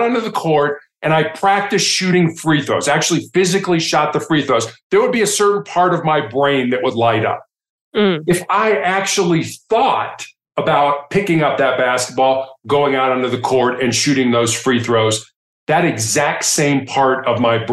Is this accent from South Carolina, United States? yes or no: no; Chicago, Illinois, United States; growing up in Chicago